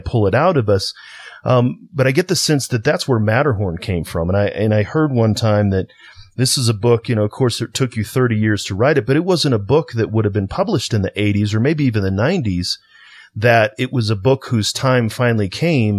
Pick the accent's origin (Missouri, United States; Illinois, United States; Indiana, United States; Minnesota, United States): Illinois, United States; East St. Louis; I'm from St. Louis, East St. Louis.